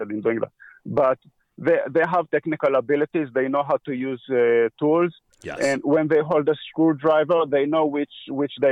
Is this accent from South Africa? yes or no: no; Israel; moved away as an adult; also born or lived in Atlanta, Georgia, United States; now in United States; So when I was one year old, my parents moved to Israel. Okay. And that's where I grew up